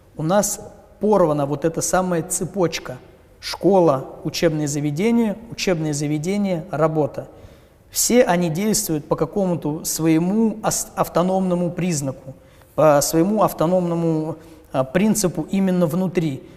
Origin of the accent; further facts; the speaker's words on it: Ryazan Oblast, Russia; В моем поселке, ровно как и во всей Рязанской области